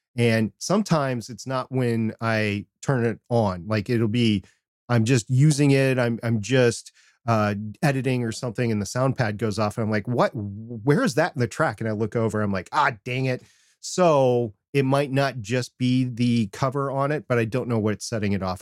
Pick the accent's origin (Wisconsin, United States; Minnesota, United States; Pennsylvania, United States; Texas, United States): Minnesota, United States; growing up in Minnesota